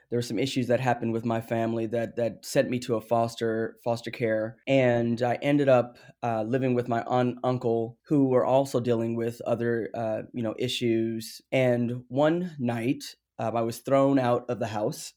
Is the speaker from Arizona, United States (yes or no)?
yes; Phoenix, Arizona, United States; I grew up in South Phoenix